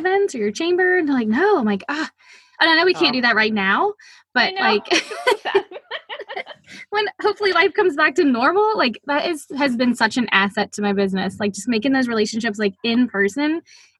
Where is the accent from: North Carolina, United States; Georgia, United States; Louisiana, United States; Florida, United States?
Louisiana, United States; New Orleans; I'm from New Orleans